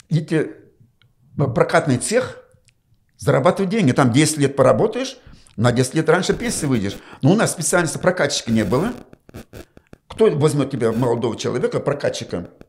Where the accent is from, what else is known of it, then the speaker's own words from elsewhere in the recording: Chuvashia, Russia; Я говорю, нет, я говорю, чуваш.